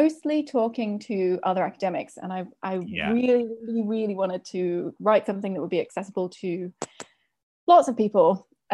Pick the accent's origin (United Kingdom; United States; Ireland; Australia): United Kingdom; my home country